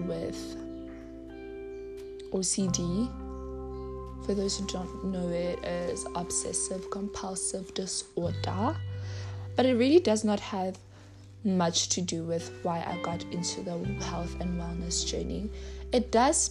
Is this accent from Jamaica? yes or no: no; South Africa; I am from South Africa